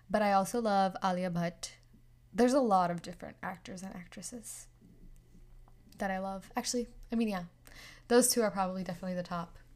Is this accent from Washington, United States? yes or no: no; New York, United States; also born or lived in India; Well, I am from New York, actually. like ethnicity wise, I'm Indian.